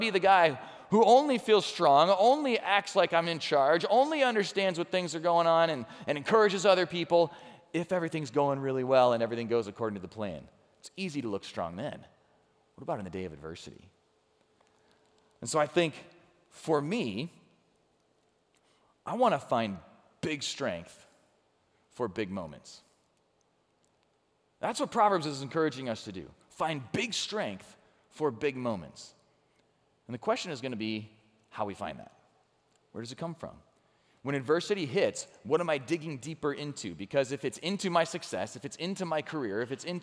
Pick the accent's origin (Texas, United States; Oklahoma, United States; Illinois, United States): Illinois, United States; Chicago; moved away; I grew up around Chicago